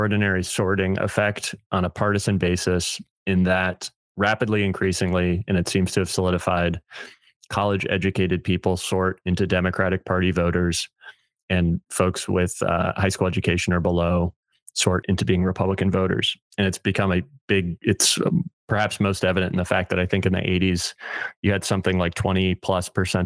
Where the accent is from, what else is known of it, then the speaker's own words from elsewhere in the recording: Midwest, United States; I'm saying this as a Midwesterner